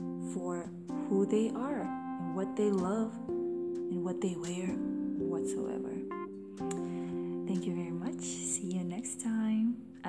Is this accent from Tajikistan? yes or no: yes; Tajikistan; I was born in Tajikistan, 23 years ago.